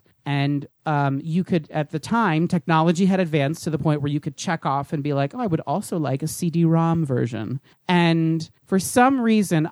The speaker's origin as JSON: {"language": "English", "region": "New Jersey", "country": "United States", "tie": "born or raised there", "said": "I grew up in New Jersey"}